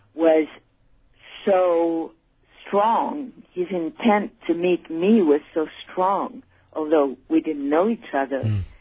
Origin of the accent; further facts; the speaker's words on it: Paris, Île-de-France, France; also born or lived in Switzerland / United States; now in Spain; I was born in Switzerland. My mother um, was Polish. My father was British, and I grew up in Paris